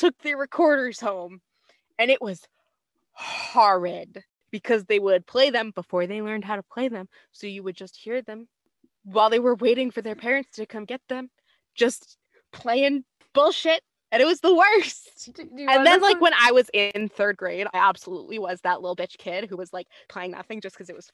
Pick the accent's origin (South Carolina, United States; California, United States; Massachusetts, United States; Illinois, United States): California, United States; Southern; growing up in Southern California